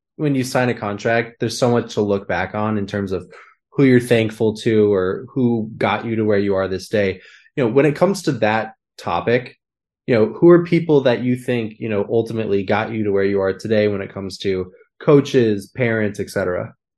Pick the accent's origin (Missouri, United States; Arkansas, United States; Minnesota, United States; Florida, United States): Minnesota, United States; moved away; I grew up in Minnesota